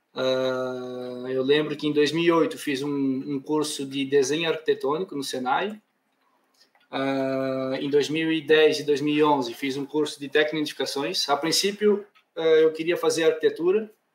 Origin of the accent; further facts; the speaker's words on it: Blumenau, Santa Catarina, Brazil; accent: southern; moved away as an adult; now in Portugal; Sou natural de Santa Catarina, ou seja, Blumenau, Santa Catarina. Então, lá embaixo